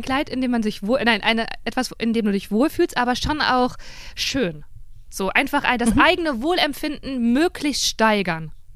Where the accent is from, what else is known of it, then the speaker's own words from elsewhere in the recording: Cologne, North Rhine-Westphalia, Germany; ich komme aus Köln.